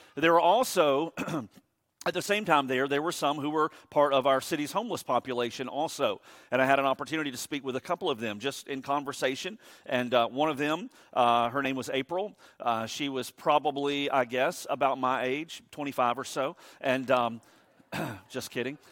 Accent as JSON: {"language": "English", "town": "Savannah", "region": "Georgia", "country": "United States", "tie": "born or raised there", "said": "I was born and raised in Savannah."}